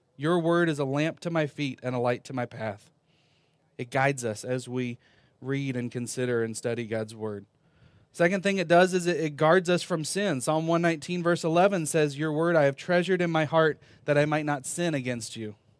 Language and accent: English; Virginia, United States; moved away as an adult; also born or lived in North Carolina; I was born in North Carolina, lived most of my life in Virginia